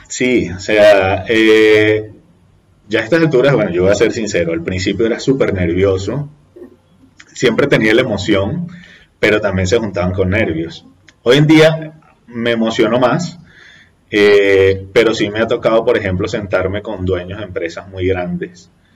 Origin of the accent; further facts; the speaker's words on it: Venezuela; now in Colombia; nosotros como venezolanos